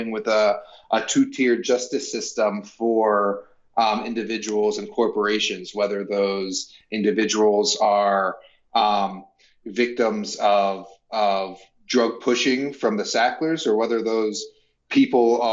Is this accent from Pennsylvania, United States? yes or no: yes; near Philadelphia, Pennsylvania, United States; moved away; I grew up near Philadelphia